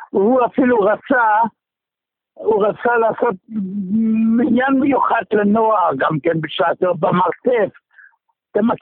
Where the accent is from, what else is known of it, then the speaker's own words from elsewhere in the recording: Germany; now in Israel; אני מגרמניה, כן.